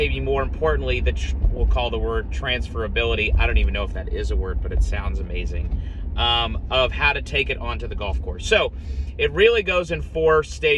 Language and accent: English; Columbus, Ohio, United States; moved away; also born or lived in Scottsdale, Arizona; growing up in Columbus, Ohio